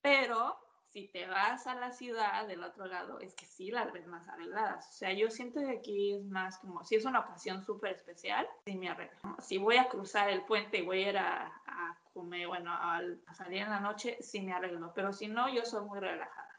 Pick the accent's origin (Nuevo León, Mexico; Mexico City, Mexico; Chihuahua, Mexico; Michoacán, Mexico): Mexico City, Mexico; moved away as an adult; also born or lived in Milan, Italy; now in Auckland, New Zealand; soy de la Ciudad de México, pero igual, como decías, vivo en Auckland desde hace casi cuatro años